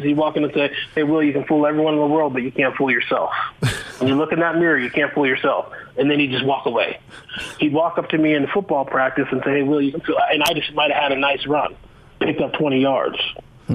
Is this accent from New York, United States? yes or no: no; Boulder, Colorado, United States; now in Utah, United States; I grew up in Boulder, Colorado.